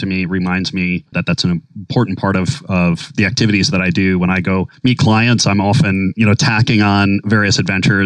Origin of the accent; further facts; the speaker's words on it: Minnesota, United States; now in New York City, United States; growing up in Minnesota